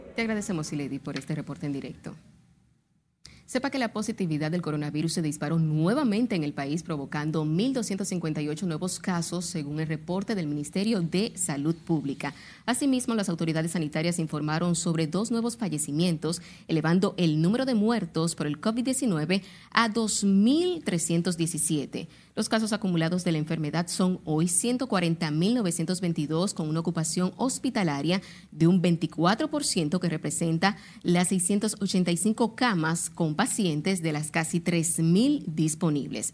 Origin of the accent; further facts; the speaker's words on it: Dominican Republic; nos identifica como dominicanos